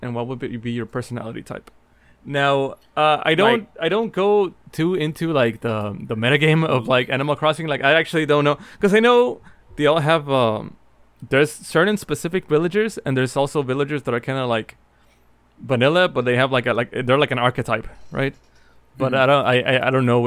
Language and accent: English; Mexico; moved away; me growing up in Mexico